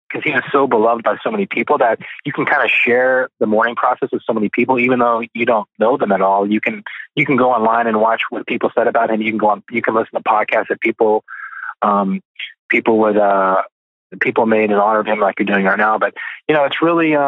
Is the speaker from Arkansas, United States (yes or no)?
yes; Arkansas, United States; I was from Arkansas